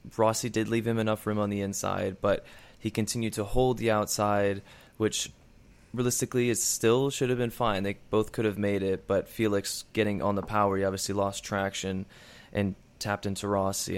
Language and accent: English; Chicago, Illinois, United States; Chicago, my hometown